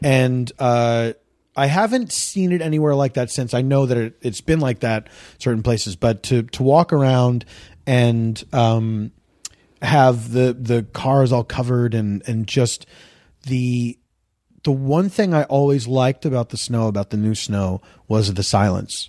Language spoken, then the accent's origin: English; Philadelphia, Pennsylvania, United States; moved away; I grew up in the East Coast